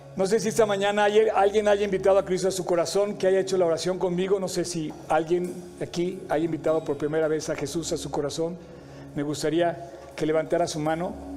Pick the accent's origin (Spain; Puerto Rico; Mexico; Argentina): Mexico; me siento muy orgulloso de ser mexicano